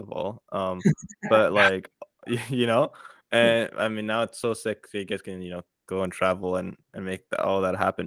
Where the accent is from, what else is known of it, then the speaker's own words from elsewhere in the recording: France; also born or lived in Central Africa; now in Canada; I'm originally from France, but I live in Canada right now.